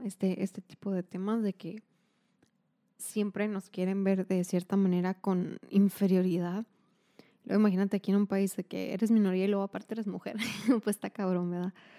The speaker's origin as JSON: {"language": "Spanish", "country": "Mexico", "said": "como mexicanos"}